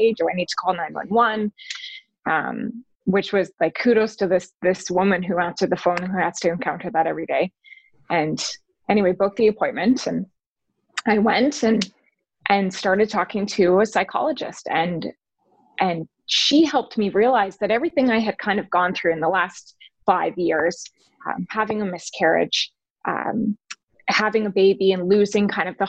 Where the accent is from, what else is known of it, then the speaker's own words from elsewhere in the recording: Calgary, Alberta, Canada; moved away; that's my hometown, Calgary.